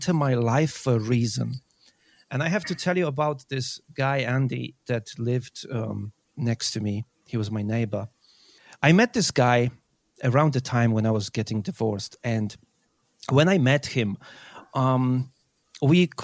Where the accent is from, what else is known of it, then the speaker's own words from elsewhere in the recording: Poland; moved away as an adult; now in United Kingdom; I moved from Poland to UK when I was 18.